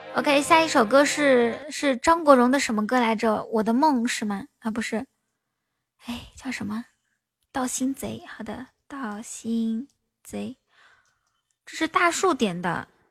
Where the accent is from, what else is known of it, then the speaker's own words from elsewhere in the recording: Inner Mongolia, China; now in Shanghai, China; 主播是内蒙人，在上海